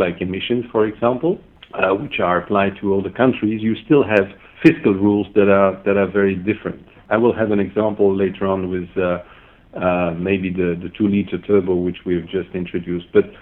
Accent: Belgium; moved away as an adult; also born or lived in Stuttgart; I started up with Mercedes-Benz in my home country in Belgium

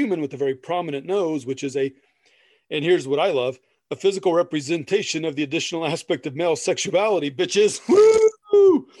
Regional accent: Midwest, United States; We're from the Midwest, damn it.

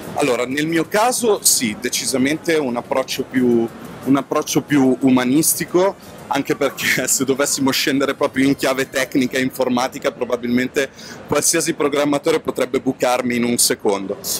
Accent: Lake Como, Lombardy, Italy; dalle nostre parti, sul lago di Como

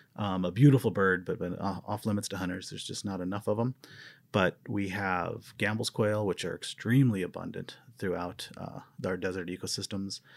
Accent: Missouri Ozarks, United States; now in Arizona, United States; I'm, I'm from the Missouri Ozarks

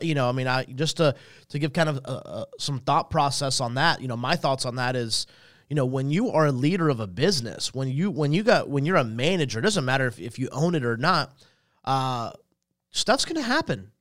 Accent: Salisbury, North Carolina, United States; also born or lived in Statesville, North Carolina; we left there in ninety-one to move to Salisbury where I kinda was, was raised

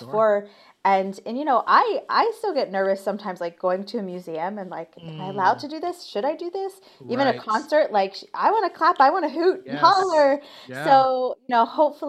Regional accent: Ohio, United States; I'm from Ohio. So like football and marching band was really big a part of my like growth

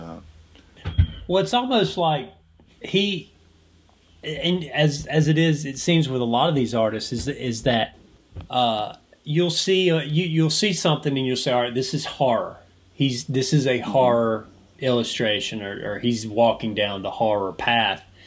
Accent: Georgia, United States; someone who has grown up in Georgia, lives in Georgia, I'm a Southerner, I, this is my home

